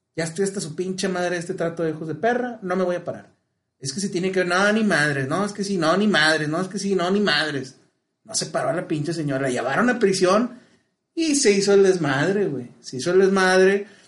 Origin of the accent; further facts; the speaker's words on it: Mexico; el mexicano, por su cultura, güey, sí tiramos carro, güey, pero no segregamos